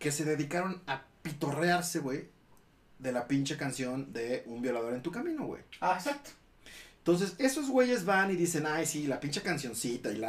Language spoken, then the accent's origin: Spanish; Mexico; Así somos los mexicanos